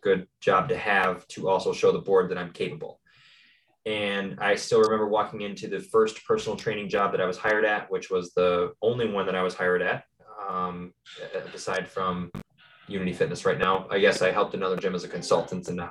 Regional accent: Tomah, Wisconsin, United States; I'm originally from Tomah, Wisconsin

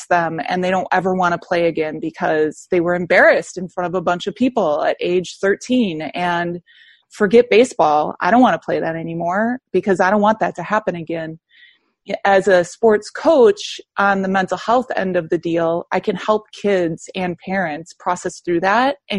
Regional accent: Wisconsin, United States; moved away as an adult; also born or lived in South Carolina; I'm from Wisconsin

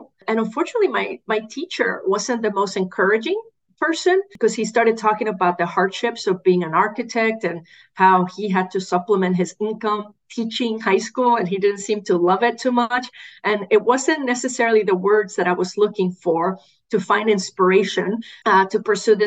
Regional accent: Puerto Rico; I grew up in Puerto Rico.

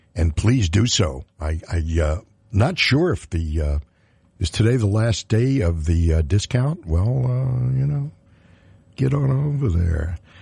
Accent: New York City, New York, United States; now in Orange County, United States; I'm a kid from New York City

